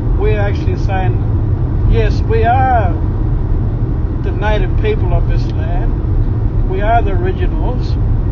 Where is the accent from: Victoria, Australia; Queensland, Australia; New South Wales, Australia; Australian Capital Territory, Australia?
Queensland, Australia; Murri; I'm a blackfella. I'm a Murray